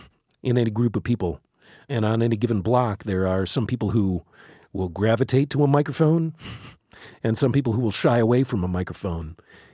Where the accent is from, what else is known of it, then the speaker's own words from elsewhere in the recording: Chicago, Illinois, United States; now in Baltimore, United States; I came from the Midwest. I came, from Chicago. So, and I came out here not really knowing much about the city at all.